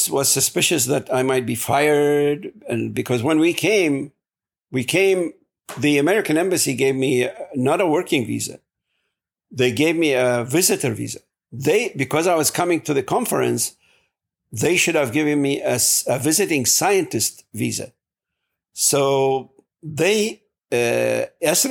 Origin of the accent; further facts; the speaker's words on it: Iraq; English is a second language; moved away as an adult; now in United States; I'm from Iraq